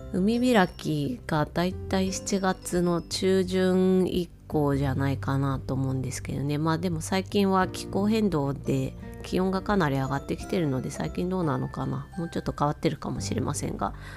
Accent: Otaru, Hokkaido, Japan; 私は実家がですね、小樽でして、札幌の隣町になるんですね。

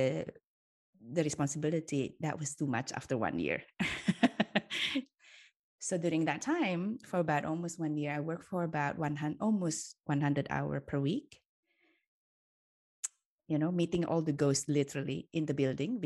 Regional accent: Indonesia; moved away as an adult; now in Switzerland; I grew up in Indonesia for most of my life.

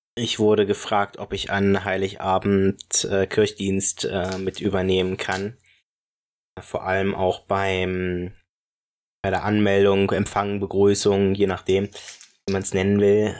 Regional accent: Brieselang, Brandenburg, Germany; moved away; aus meiner Heimatgemeinde ähm, und also aus meiner alten Heimat

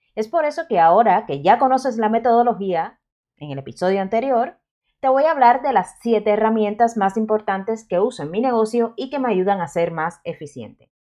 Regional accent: Cuba; yo soy cubana y la Z se me da bastante mal de pronunciar

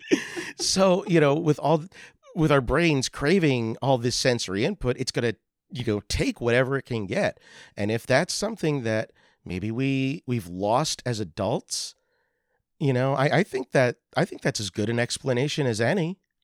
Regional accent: Lehigh Valley, Pennsylvania, United States; we grew up in the Lehigh Valley area of Pennsylvania. That is, uh, the Allentown area

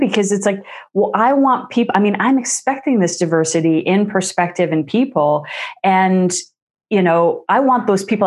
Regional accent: New York, United States; moved away as an adult; now in Norway; I'm from the States, from New York, but I live in a country now that is, you know, top of the list for gender equality

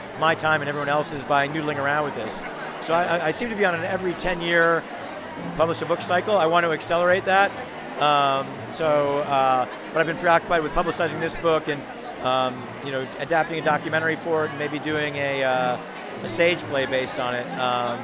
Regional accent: Washington, District of Columbia, United States; I'm from Washington, D.C. in the United States

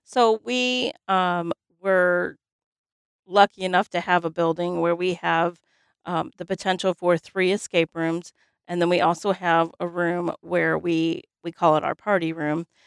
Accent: Highland, United States; growing up in Highland, um, you know, there was, we had a roller skating rink

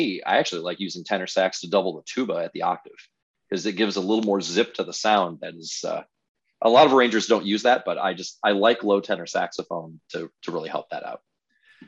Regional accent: Detroit, Michigan, United States; moved away; I grew up in Detroit

